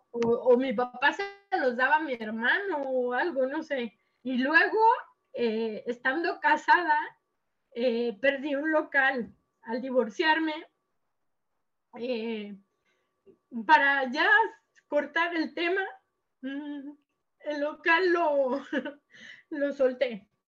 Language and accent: Spanish; Mexico; now in Lleida, Spain; yo soy mexicana, pero ahora mismo vivo en Sor en, en Lleida.